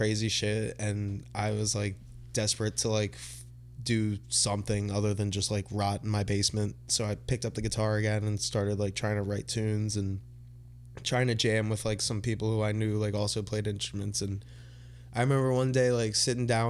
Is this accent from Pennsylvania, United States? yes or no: yes; Briarcliff, Pennsylvania, United States; also born or lived in Havertown, Pennsylvania; I grew up in Briarcliff and I went to Catholic school at St. Joe's in Collingdale